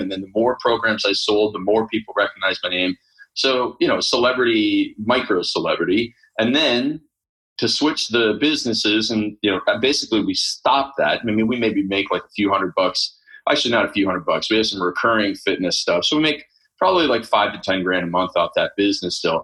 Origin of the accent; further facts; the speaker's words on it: Canada; I grew up in Canada, first of all, Canada of all places, right? I grew up on a farm